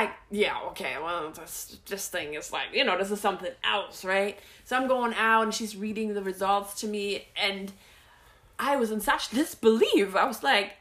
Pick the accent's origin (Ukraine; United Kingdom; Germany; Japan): Germany; moved away; I'm from Germany